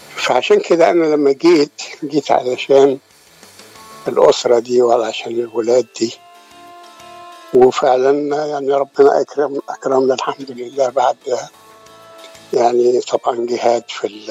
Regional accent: near Alexandria, Alexandria Governorate, Egypt; moved away as an adult; also born or lived in Sharqia / Cairo / Giza; now in United States; أنا اتولدت في الشرقية وتربيت جنب اسكندرية

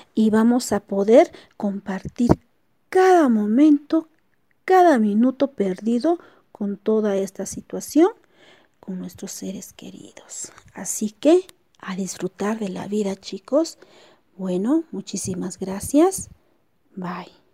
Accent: Cusco, Peru; also born or lived in Incahuasi, La Convención; Mi ciudad natal es Cusco, lugar donde paso todas mis vacaciones con mi familia

